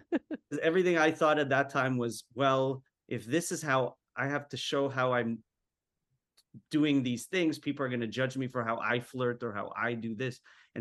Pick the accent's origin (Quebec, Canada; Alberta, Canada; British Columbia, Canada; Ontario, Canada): Quebec, Canada; Montreal; also born or lived in Winnipeg; because I moved around a lot. We moved from Montreal to Winnipeg, back to Montreal, different schools.